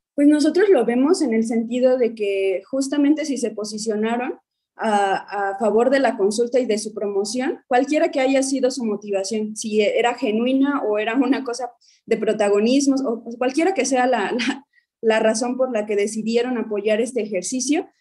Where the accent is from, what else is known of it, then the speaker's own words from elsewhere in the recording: Guerrero, Mexico; Yo soy de Guerrero y el otro compañero también promovente, Omar, somos de Guerrero